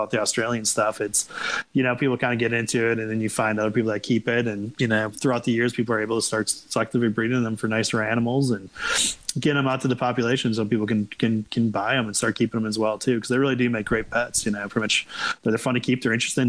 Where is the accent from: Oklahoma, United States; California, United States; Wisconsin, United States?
Wisconsin, United States; I'm from Wisconsin.